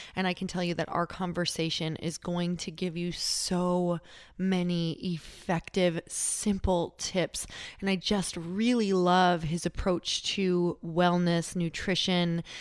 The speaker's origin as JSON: {"language": "English", "region": "Midwest", "country": "United States", "moved": "yes", "said": "I'm originally from the Midwest"}